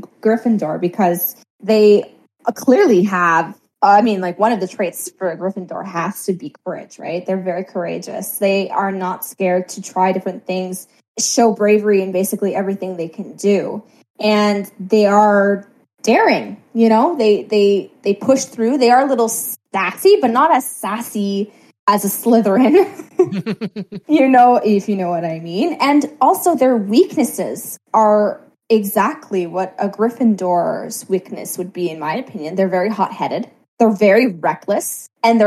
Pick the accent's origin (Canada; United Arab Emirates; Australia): Canada; being a Canadian and having a hockey family